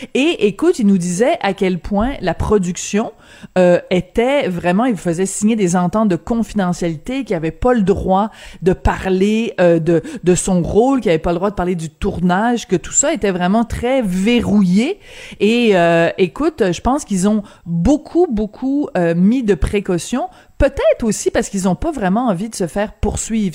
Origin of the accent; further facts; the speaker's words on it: France; moved away; Quand j'étais jeune en France, euh, on mangeait tout le temps à la cafétéria de l'école